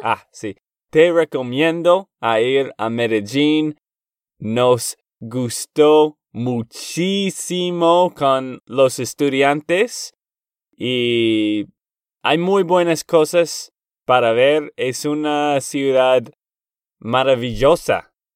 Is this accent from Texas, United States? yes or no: yes; Texas, United States; de Texas, Estados Unidos